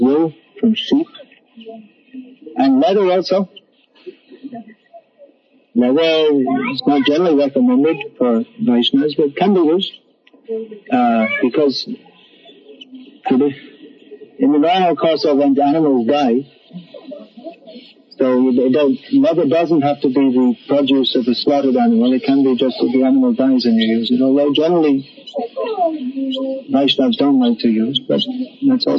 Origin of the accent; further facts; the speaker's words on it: England, United Kingdom; when I was a kid growing up in England